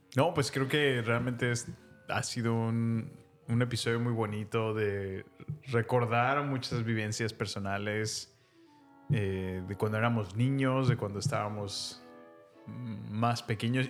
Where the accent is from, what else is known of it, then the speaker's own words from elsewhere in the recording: Salamanca / León, Guanajuato, Mexico; moved away; yo me mudé de Salamanca eh, a la ciudad, digamos, más grande, que era León, y yo me mudé a la entré a la secundaria